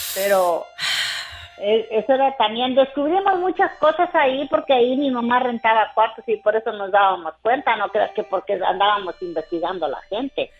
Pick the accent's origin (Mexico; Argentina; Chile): Mexico; yo soy de, de Villaportemo, adelante de Estación Manuel